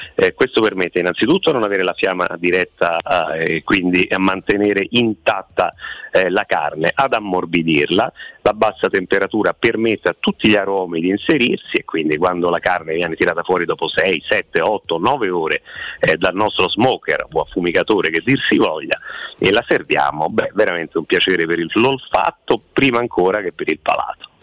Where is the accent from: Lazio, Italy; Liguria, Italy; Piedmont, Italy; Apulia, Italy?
Lazio, Italy; Rome; essendo noi romani